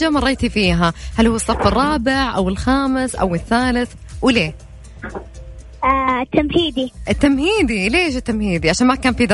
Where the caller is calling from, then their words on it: Jeddah, Makkah Province, Saudi Arabia; من جدة